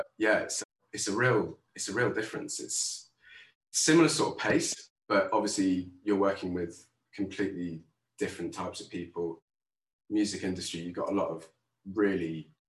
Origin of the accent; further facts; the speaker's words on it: London, United Kingdom; also born or lived in Tooting; I am currently in Earlsfield in South London, and I grew up around here. So I haven't moved very far.